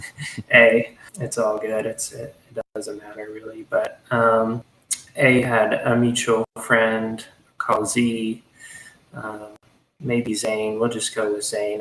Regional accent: Hot Springs, Arkansas, United States; I'm from Hot Springs, Arkansas. Uh, it's a small town in Arkansas

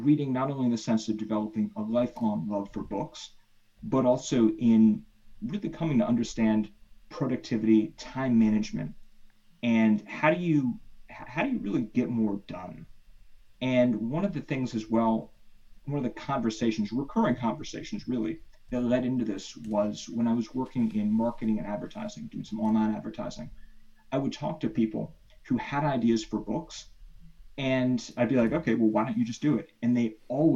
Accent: Washington, District of Columbia, United States; now in California, United States; based out East Coast, DC area

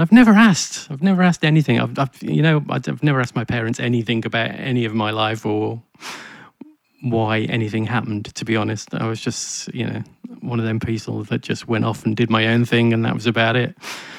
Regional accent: Birmingham, West Midlands, United Kingdom; also born or lived in London; I was born in Moseley in Birmingham, at the Sorrento Maternity Hospital, apparently, which is now closed.

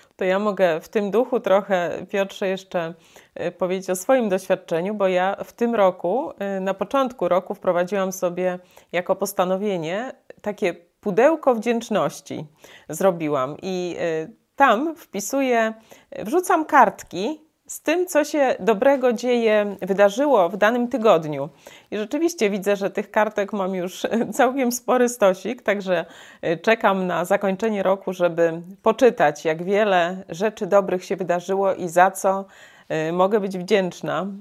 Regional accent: Poland; my w Polsce

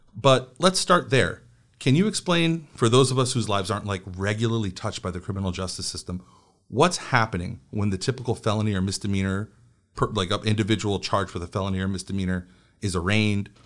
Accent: New York, United States; I grew up in, I grew up in New York

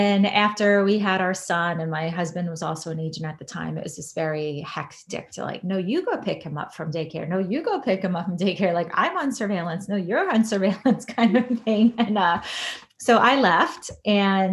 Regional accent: New York, United States; moved away as an adult; also born or lived in Washington, D.C. / Boston / Puerto Rico / San Diego; now in Chicago, United States; I'm originally from New York, although I have lived in 28 places over the last, since I left New York to go to college.

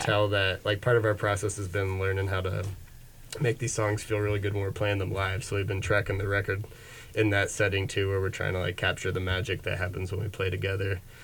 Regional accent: Bucks County, Pennsylvania, United States; I'm from Bucks County, maybe a little further out this way than mm-hmm. Philly

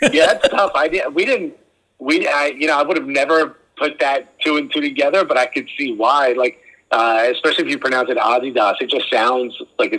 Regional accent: Newark, New Jersey, United States; I grew up in Newark, New Jersey. And, you know, I grew up with a ton of Puerto Ricans and Dominicans in my neighborhood

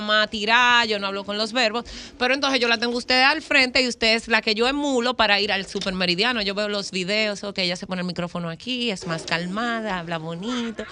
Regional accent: Higüey, La Altagracia, Dominican Republic; yo nací, fui criada, nacida en Higüey

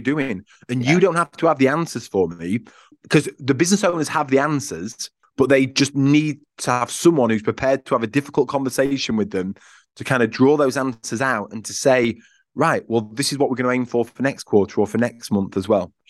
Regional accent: Yorkshire and the Humber, United Kingdom; I'm from Yorkshire, which I think plays a part in this because I'm a high Yorkshireman

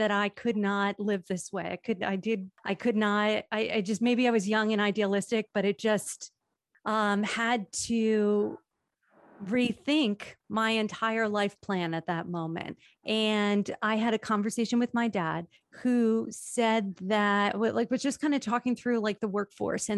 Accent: Toms River, New Jersey, United States; I was raised in Tom's River

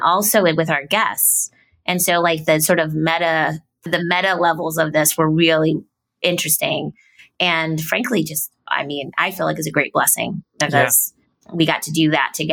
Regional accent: Ohio, United States; moved away; also born or lived in Cincinnati, Ohio; I'm from Ohio

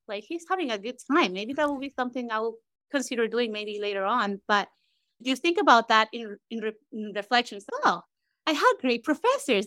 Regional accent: Caracas, Capital District, Venezuela; moved away as an adult; now in United States; growing up in Venezuela, right, and, and trying to even find a court that is empty in Caracas

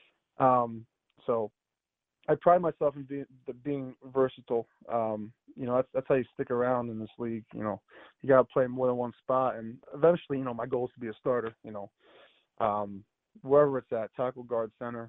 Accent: Bucks County, suburbs of Philadelphia, Pennsylvania, United States; moved away as an adult; now in Buffalo, United States; I grew up in Bucks County, in one of the surrounding suburbs of Philadelphia

